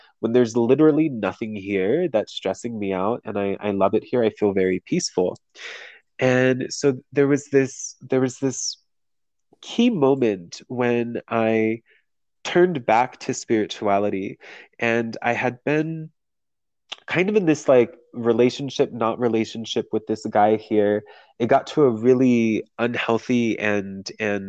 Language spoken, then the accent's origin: English; San Diego, California, United States; moved away as an adult; also born or lived in Las Vegas; I'm from San Diego, and I left San Diego when I was 20 and moved to Vegas